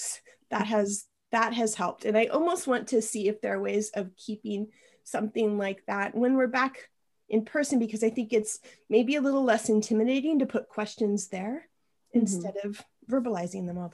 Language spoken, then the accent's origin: English; Spokane, Washington, United States; moved away as an adult; also born or lived in Iowa; now in Santa Cruz, United States; I grew up in Eastern Washington, near Spokane, right outside of Spokane